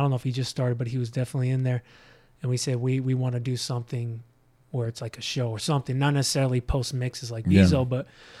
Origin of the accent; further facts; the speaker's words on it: Los Angeles, California, United States; also born or lived in Las Cruces, New Mexico; growing up in the San Fernando Valley.